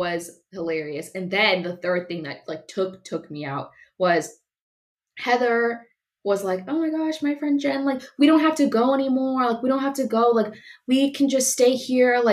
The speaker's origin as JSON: {"language": "English", "region": "California", "country": "United States", "said": "I'm from California"}